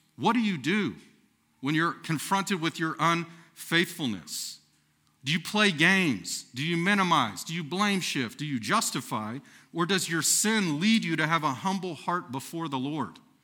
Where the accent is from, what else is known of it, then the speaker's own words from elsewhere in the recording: Texas, United States; moved away as an adult; now in Nebraska, United States; I'm from the great nation of Texas